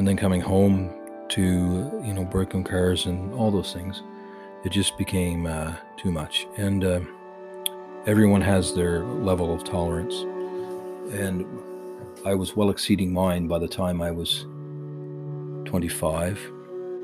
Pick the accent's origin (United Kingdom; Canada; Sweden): Canada; I'm Canadian